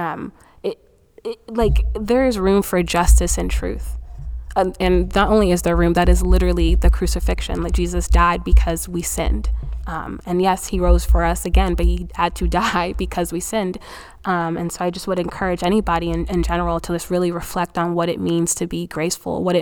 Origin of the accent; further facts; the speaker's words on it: Nigeria; I think 2020 has been such a reminder for me as a Nigerian that um, no country can save you.